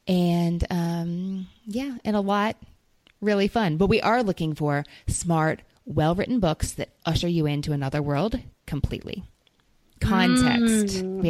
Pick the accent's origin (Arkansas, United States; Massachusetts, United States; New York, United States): New York, United States; But as a New Yorker, that's your bonus pick.